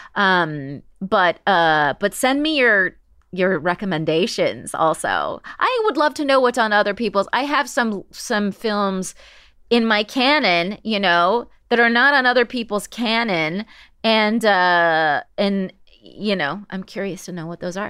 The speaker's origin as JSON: {"language": "English", "region": "West Coast", "country": "United States", "said": "I'm from the West Coast."}